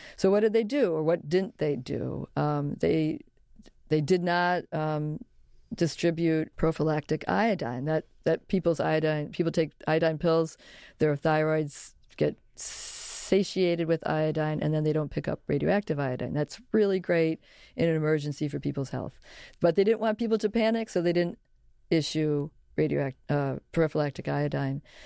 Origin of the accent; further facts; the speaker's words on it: Chicago, Illinois, United States; I grew up in Chicago